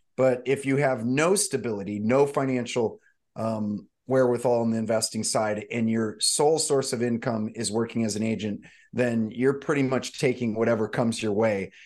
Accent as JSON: {"language": "English", "town": "St. Louis", "region": "Missouri", "country": "United States", "tie": "born or raised there", "also_born_or_lived": "Malibu, California", "moved": "as an adult", "lives_now": "Santa Barbara, United States", "said": "I grew up actually in the Midwest, in Saint Louis, Missouri, mostly"}